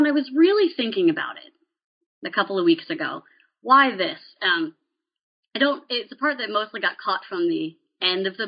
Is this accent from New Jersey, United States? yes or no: no; Appalachian Western Maryland, United States; I grew up in Appalachian Western Maryland